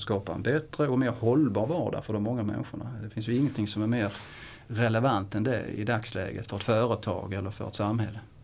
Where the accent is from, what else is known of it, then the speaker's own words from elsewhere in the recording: Kristianstad, Skåne, Sweden; jag kommer från Kristianstad som är inte så långt ifrån Småland. Men det, det är faktiskt Skåne